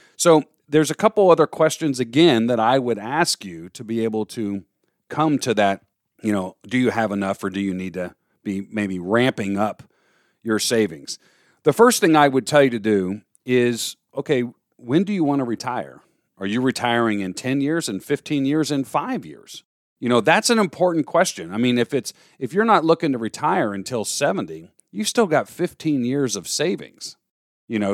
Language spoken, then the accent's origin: English; Florida, United States; moved away as an adult; now in New York, United States; growing up in Florida